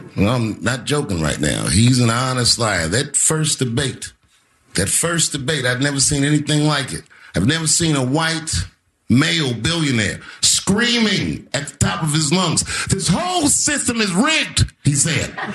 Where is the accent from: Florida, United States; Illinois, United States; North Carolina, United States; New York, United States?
Illinois, United States; Chicago; I come from Chicago